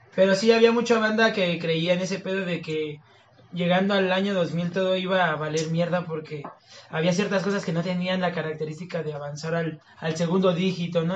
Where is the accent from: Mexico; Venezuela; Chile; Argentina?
Mexico; nosotros como mexicanos